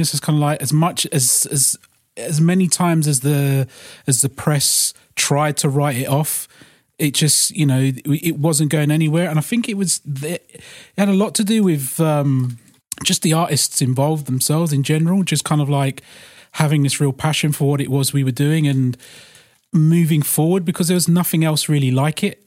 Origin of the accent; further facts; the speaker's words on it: London, United Kingdom; growing up in London